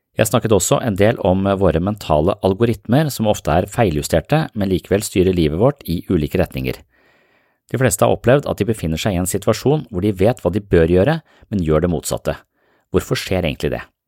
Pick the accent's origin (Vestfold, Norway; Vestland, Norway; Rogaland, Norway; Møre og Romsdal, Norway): Vestfold, Norway; Tønsberg; jeg er fra Østlandet, jeg er fra Tønsberg